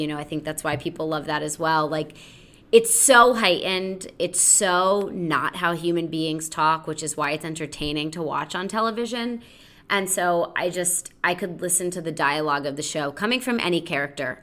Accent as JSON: {"language": "English", "region": "Connecticut", "country": "United States", "tie": "born or raised there", "said": "growing up in Connecticut, uh, small town Connecticut"}